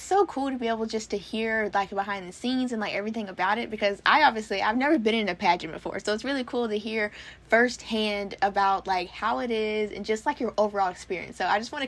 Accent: United States; I'm American, so, like, obviously, I speak English

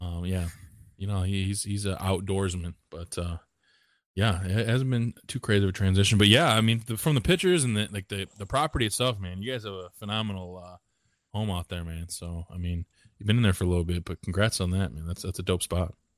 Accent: Walbridge, Ohio, United States; I'm from Warburg, Ohio

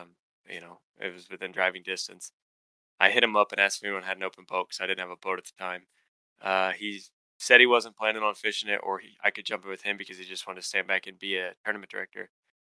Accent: Kansas, United States; also born or lived in Grand Lake, Oklahoma; I'm from Kansas, but I spent a lot of time on Grand Lake.

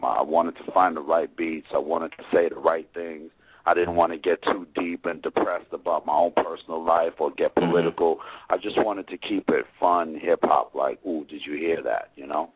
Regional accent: New Jersey, United States; also born or lived in Virginia; I'm from Jersey

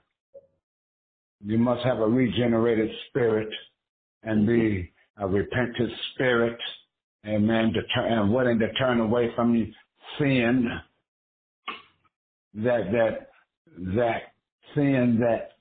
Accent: Humboldt County, California, United States; I'm from California, Humboldt County

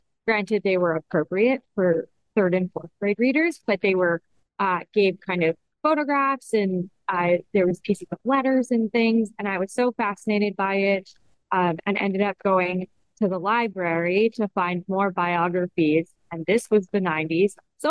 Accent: Canada; As a Canadian

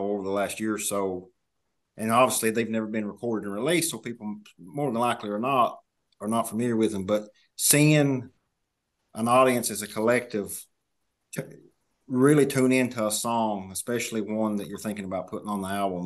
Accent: Kentucky, United States; I'm from Kentucky.

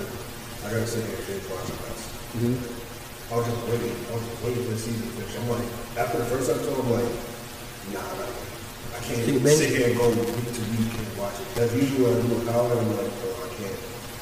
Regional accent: New York, United States; moved away; also born or lived in Queens; I'm from New York

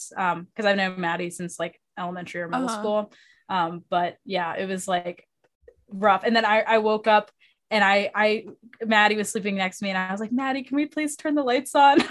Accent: United States

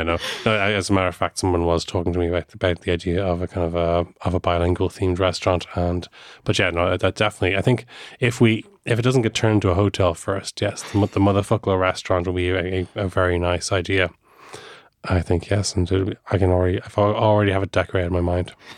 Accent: Ireland

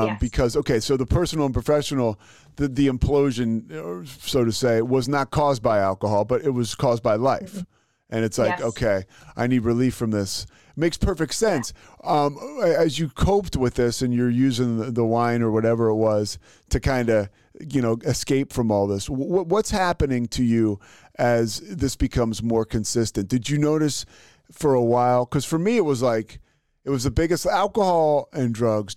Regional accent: outside Philly, Pennsylvania, United States; I grew up right outside Philly

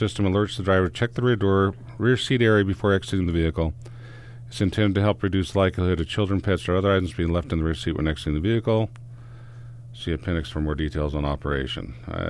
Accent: Utah, United States; I'm from Utah. I got to be first.

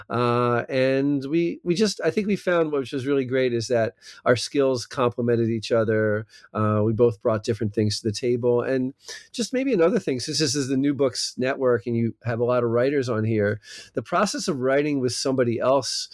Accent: New Jersey, United States; accent: American; moved away as an adult; also born or lived in California; now in Israel; I live in Israel now, but I have an American, maybe not a New Jersey accent, but that's because I'm from South Jersey

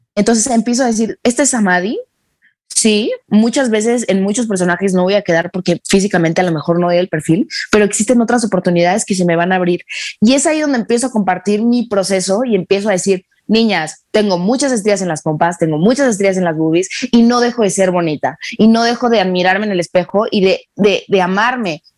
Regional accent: Mexico; nosotros en, en, México

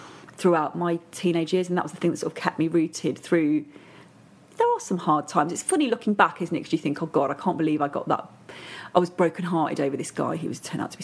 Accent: Matlock, East Midlands, United Kingdom; also born or lived in Hull / Hertfordshire; I moved to Hertfordshire till I was six, and then Dad got a job near Matlock in Derbyshire, so that's where I really consider home

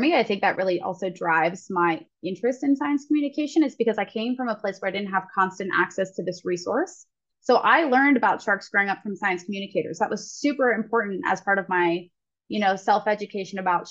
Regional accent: Ohio, United States; moved away; I'm actually from Ohio

